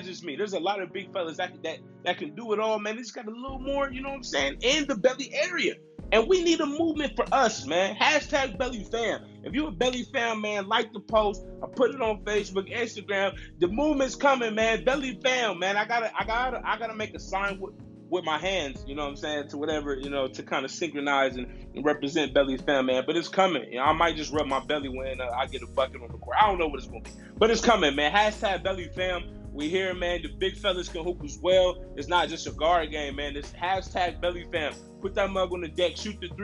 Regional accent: Columbus, Ohio, United States; my hometown, Columbus, Ohio

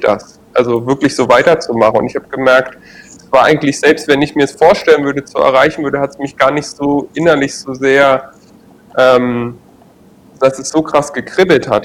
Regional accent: Berlin, Germany; moved away; also born or lived in Trier; ich komme jetzt ja aus Berlin und bin kenne die kenne schon die Großstadt gut

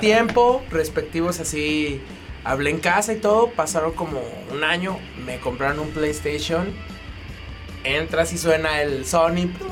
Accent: León, Guanajuato, Mexico; como joven leonés mexicano

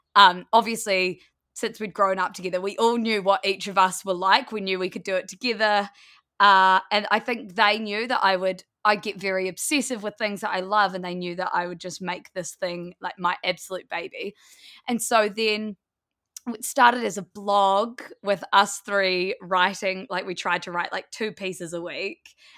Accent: Blenheim, Marlborough, New Zealand; moved away as an adult; also born or lived in Wellington, New Zealand; We grew up in Blenheim, which is a small town in the South Island of New Zealand.

